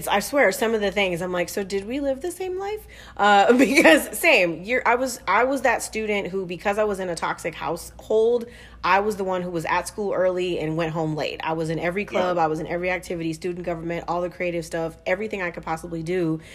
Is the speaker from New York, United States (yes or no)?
no; Southern California, United States; I'm also from Southern California